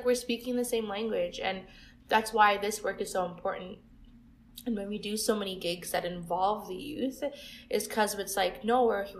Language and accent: English; Toronto, Ontario, Canada; I grew up in Scarborough, which was very diverse